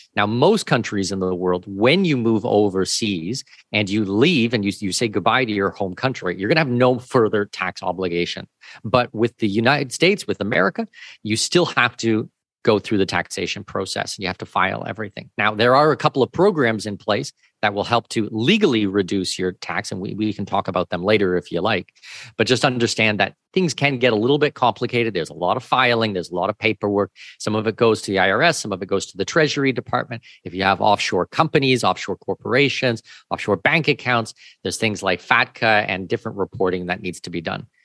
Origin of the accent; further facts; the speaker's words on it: Southwestern Ontario, Canada; moved away as an adult; also born or lived in Australia / Singapore / New Zealand / Middle East; now in Panama City, Panama; I'm from Southwestern Ontario, uh, born and raised Canadian, but I have been living overseas for going on twenty-three years now.